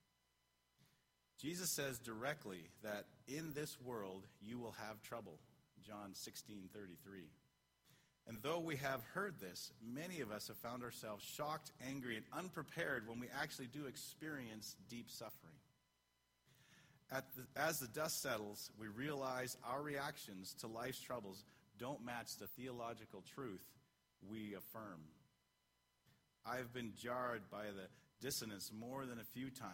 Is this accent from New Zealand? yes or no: no; Canada; I'm Canadian